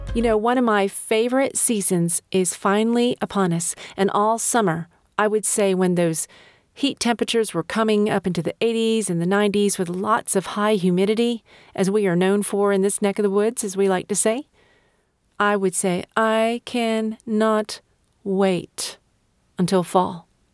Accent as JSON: {"language": "English", "country": "United States", "said": "I'm an American"}